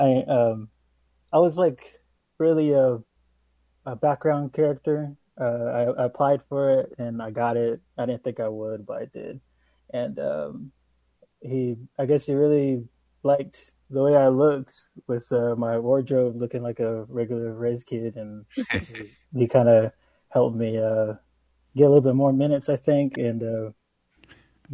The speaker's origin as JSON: {"language": "English", "region": "Oklahoma", "country": "United States", "said": "I have my own media business here in Oklahoma. I'm from Oklahoma"}